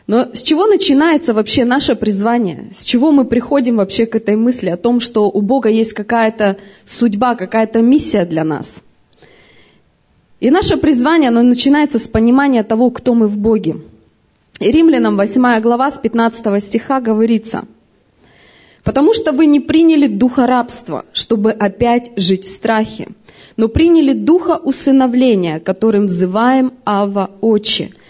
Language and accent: Russian; Siberia, Russia; Мы вообще в разных городах родились. Мы вообще, вообще с Сибири сюда приехали.